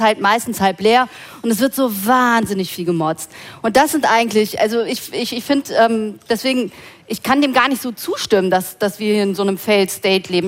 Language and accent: German; Rhineland, Germany; now in Berlin, Germany; ich bin ja Rheinländerin, ne? ich weiß nicht, ob man das hört, aber ähm, bei uns Rheinländern ist das Glas meistens halb voll